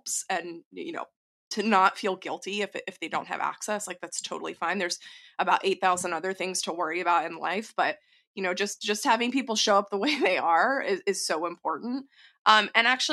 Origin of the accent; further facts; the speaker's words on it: Texas, United States; I'm from Texas